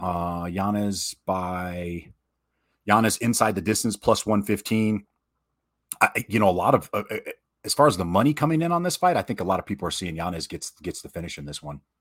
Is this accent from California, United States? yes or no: no; Michigan, United States; I'm from Michigan